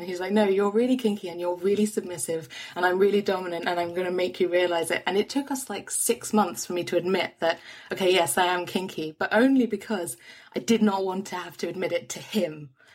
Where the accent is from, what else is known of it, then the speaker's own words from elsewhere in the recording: London, United Kingdom; I'm a Londoner, and, born and bred